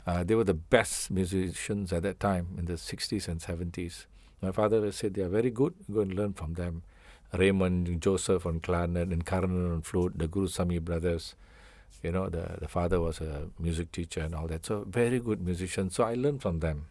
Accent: Singapore; I feel I'm total Singaporean.

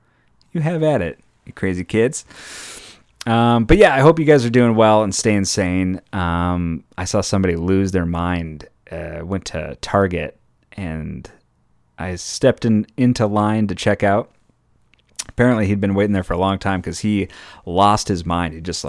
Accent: Minnesota, United States; now in California, United States; I came from Minnesota that's doing, their numbers are way better and they're opening stuff up left and right.

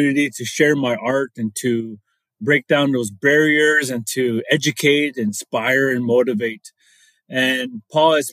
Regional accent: Meskwaki Settlement, central Iowa, United States; I come from the Meskwaki Nation. It's a community in central Iowa

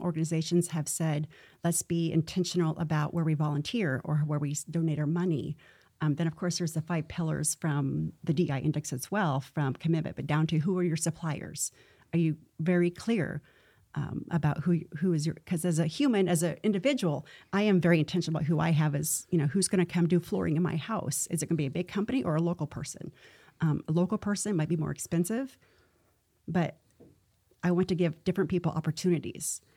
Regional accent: Missouri, United States; moved away; I'm from Missouri, which is a show me

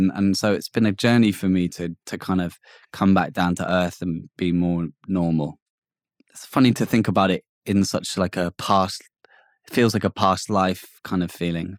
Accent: Hackney, London, United Kingdom; a bit like growing up in Hackney, I thought this was normal.

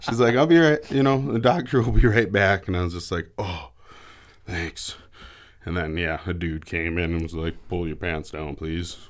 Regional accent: Roswell, United States; growing up here in Roswell, we're ten miles from Canada.

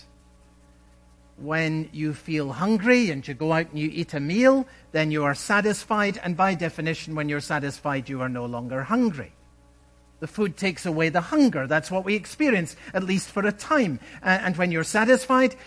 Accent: Scotland, United Kingdom; When I was a boy growing up in Scotland

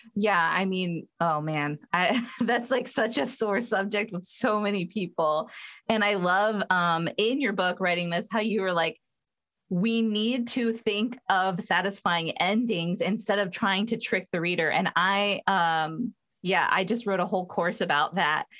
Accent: Southern California, United States; I'm from Southern California

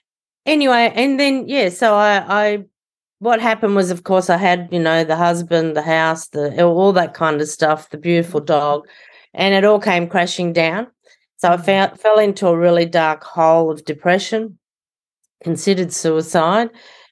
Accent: Sydney, New South Wales, Australia; Yes, I'm from Sydney, Australia

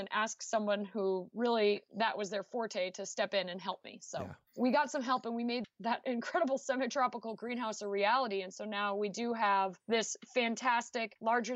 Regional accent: New Shoreham, Rhode Island, United States; moved away as an adult; now in Missouri, United States; Block Island is the second smallest town in the smallest state, Rhode Island. And I grew up on a horse farm

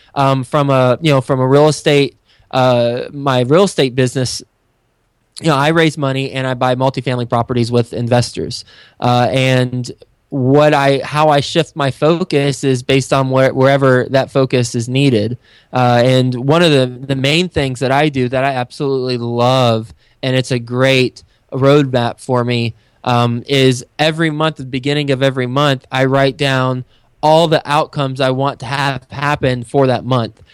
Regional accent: Texas, United States; moved away as an adult; also born or lived in Flint, Michigan / New York City; Friday Night Lights was my high school

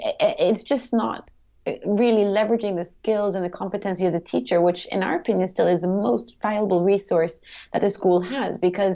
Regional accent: Sweden; also born or lived in United States / China / United Kingdom; I am from Sweden originally, but I lived most of my life abroad. So I grew up in the States when I was younger, and then I went to high school in China, of all places.

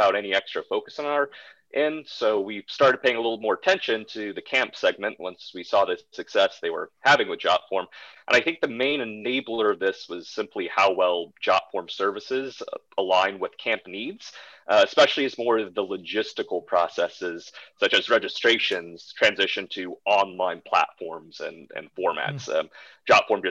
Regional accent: Wisconsin, United States; where I grew up in Wisconsin

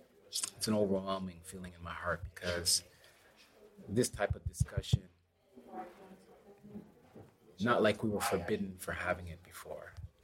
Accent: Toronto, Ontario, Canada; I'm first-generation Canadian, born here in Toronto at Mount Sinai Hospital. My parents are Jamaican, so I'm Jamaican heritage.

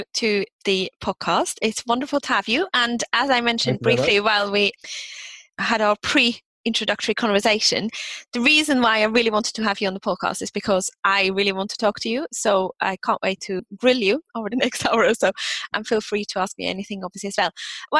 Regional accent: Switzerland; I'm from Switzerland, and we see compromise as a really good thing

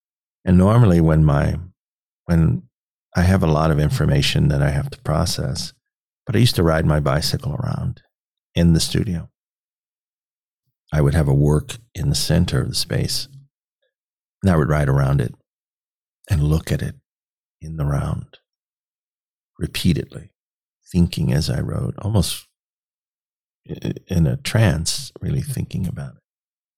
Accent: Petersburg, Virginia, United States; born there; now in Nebraska, United States; I was born in Petersburg, Virginia. And so we're both sort of made that journey out west to Nebraska.

